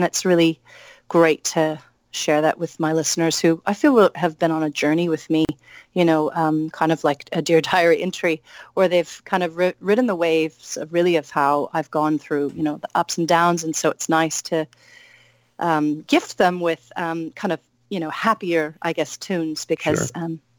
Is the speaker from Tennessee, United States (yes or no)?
no; Salem, Oregon, United States; Yeah, I'm from Salem, Oregon.